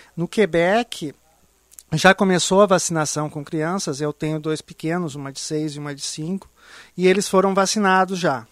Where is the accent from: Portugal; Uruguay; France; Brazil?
Brazil; moved away; eu sou brasileiro, apesar de morar lá, eu tenho esse sentimento de carinho e amor pela minha terra